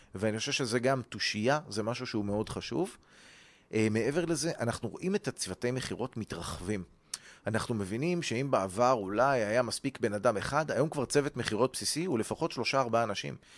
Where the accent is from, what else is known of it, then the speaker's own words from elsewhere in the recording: Ra'anana, Central District, Israel; מה שנקרא ברון אנד רייס ברעננה